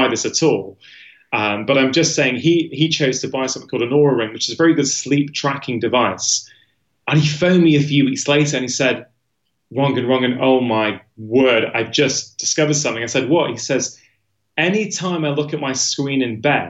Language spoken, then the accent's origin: English; United Kingdom; my perception as a Brit